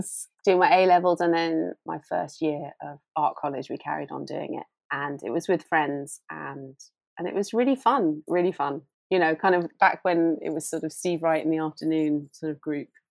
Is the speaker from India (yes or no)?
no; United Kingdom; as a Brit